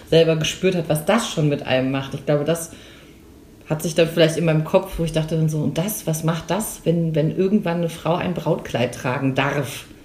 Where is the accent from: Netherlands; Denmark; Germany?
Germany; Rhineland; born there; Ich bin äh, geboren im Rheinland. Dann hat es mich hier ins schöne Franken verschlagen